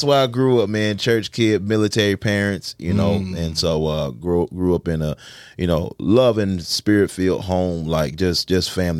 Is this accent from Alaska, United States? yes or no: no; Fayetteville, North Carolina, United States; moved away as an adult; also born or lived in Greensboro, North Carolina; Fayetteville's home. Fayetteville's home and landed me in Greensboro because of sports